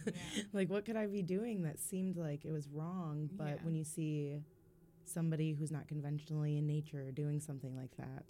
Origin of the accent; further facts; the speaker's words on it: Holland, Michigan, United States; when I was growing up in Holland